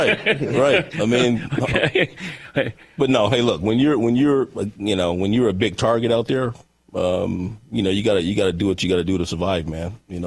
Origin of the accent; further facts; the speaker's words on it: Kansas, United States; growing up in Kansas, like, okay, those are the places where football players, where they grow them